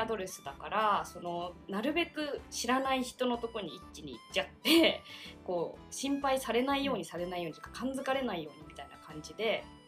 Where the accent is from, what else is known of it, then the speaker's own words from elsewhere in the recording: Oita, Japan; moved away as an adult; now in Tokyo, Japan; 半年ぐらい大分の実家に帰って